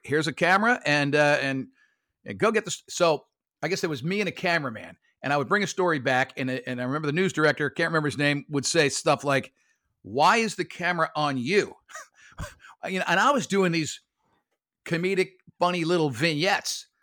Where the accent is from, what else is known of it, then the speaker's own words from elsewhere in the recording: Lake Worth, Florida, United States; also born or lived in Brooklyn, New York; I went to Lake Worth, uh, High School. I was born in Brooklyn, New York, but, uh, we moved to Florida in, in seventy-one